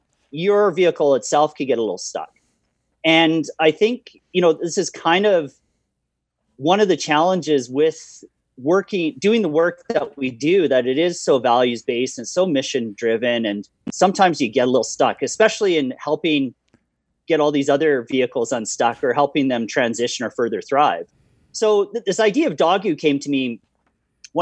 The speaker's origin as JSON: {"language": "English", "town": "Calgary", "region": "Alberta", "country": "Canada", "said": "a Calgarian, and more specifically a Bonesian, which is the community I live in."}